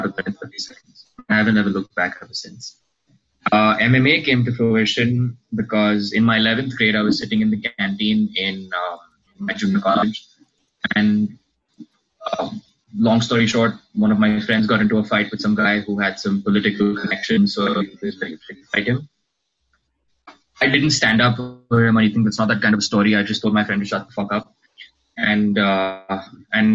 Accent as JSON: {"language": "English", "town": "Pune", "region": "Maharashtra", "country": "India", "tie": "born or raised there", "said": "I'm born and raised in Pune. I stay in Pune. I've been here all my life."}